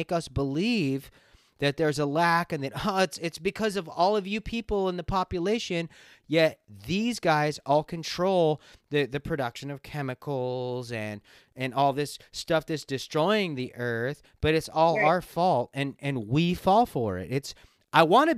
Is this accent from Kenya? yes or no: no; Los Angeles, California, United States; moved away as an adult; also born or lived in Kauai, Hawaii / Maui, Hawaii; now in Washington, United States; I was born and raised in Los Angeles.